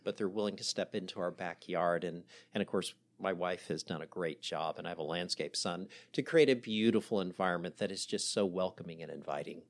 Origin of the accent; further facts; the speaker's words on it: the South, United States; I'm married to a Southern gal. We're from the South